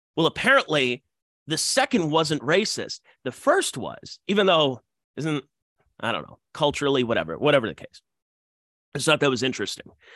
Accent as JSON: {"language": "English", "region": "Ohio", "country": "United States", "tie": "born or raised there", "said": "Yes, my home state."}